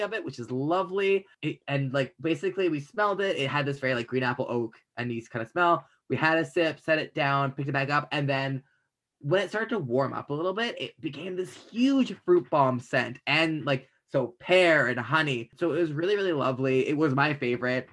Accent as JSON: {"language": "English", "country": "Canada", "said": "I'm Canadian"}